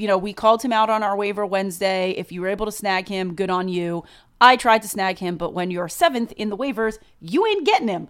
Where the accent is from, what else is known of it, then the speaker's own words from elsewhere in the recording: New York, United States; we are from New York